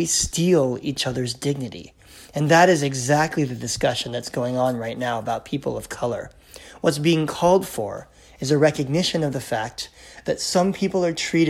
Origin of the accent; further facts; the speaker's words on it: United States; now in Canada; I'm American by birth